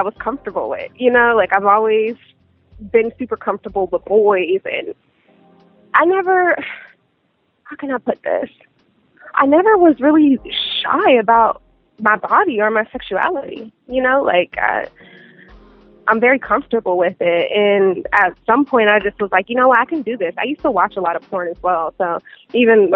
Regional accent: Pittsburgh, Pennsylvania, United States; now in Los Angeles, United States; I'm from Pittsburgh, Pennsylvania

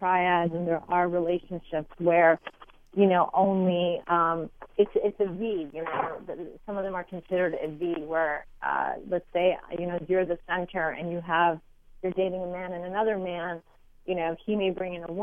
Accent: Montreal, Quebec, Canada; I am from Montreal

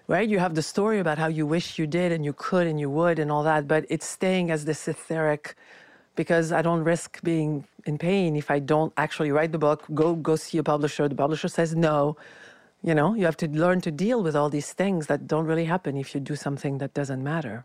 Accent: France; moved away; I was raised in France, very critical culture

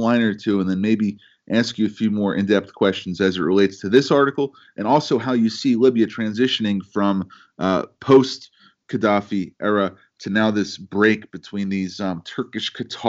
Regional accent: United States; speaking as an American

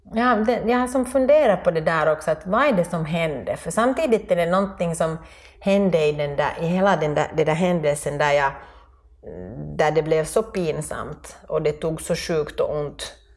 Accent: Finland; moved away as an adult; also born or lived in France; jag var som mer finsk och sen då vi flyttade tillbaka

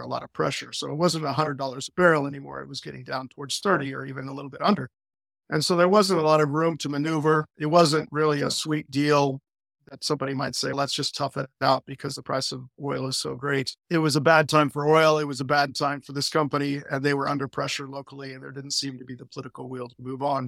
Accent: Ohio, United States; moved away as an adult; now in Albania; I'm from Ohio. I'm American. I'm actually not Albanian

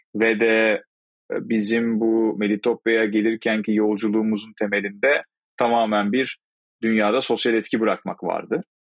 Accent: İzmir, Turkey; Aslen İzmirliyim.

